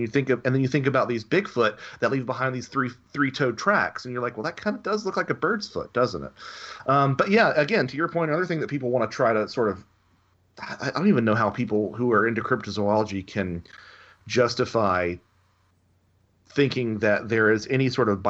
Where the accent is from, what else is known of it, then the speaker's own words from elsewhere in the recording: Southern United States, United States; Yeah, well, I'm a Southerner. I can make fun of Southerners.